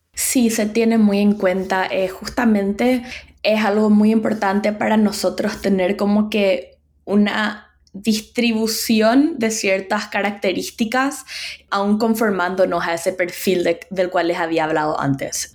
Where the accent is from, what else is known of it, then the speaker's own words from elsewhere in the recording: Paraguay; moved away as an adult; also born or lived in United States; now in New York, United States; yo soy de Paraguay